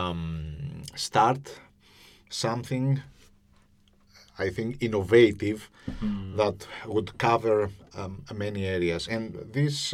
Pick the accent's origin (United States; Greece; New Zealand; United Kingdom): Greece; now in Cyprus; I'm not from Cyprus, I am from Greece